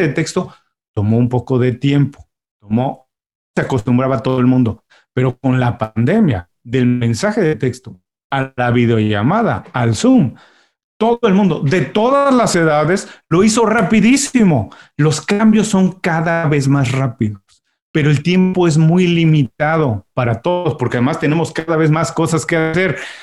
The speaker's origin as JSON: {"language": "Spanish", "country": "Mexico", "moved": "yes", "lives_now": "Miami, United States", "said": "soy mexicano, tengo ya unos años viviendo en Miami, pero cuando vivíamos todos en México"}